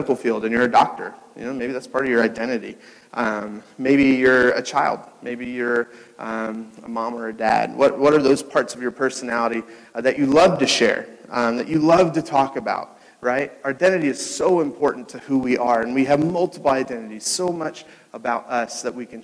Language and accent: English; Cincinnati, Ohio, United States; now in Chicago, United States; I was born in Cincinnati.